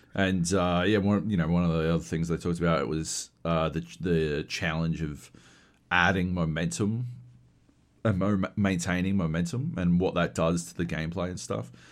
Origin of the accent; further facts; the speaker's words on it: Australia; growing up in Australia